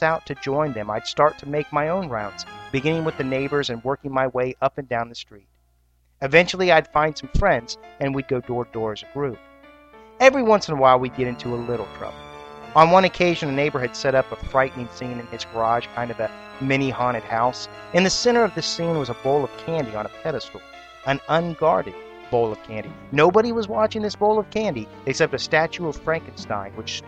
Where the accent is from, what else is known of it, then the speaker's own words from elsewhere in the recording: Columbus, Ohio, United States; In Columbus, Ohio, my hometown